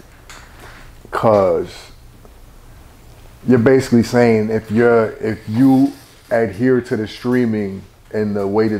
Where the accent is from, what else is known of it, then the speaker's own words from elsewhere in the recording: Brentwood, New York, United States; I'm from Brentwood, New York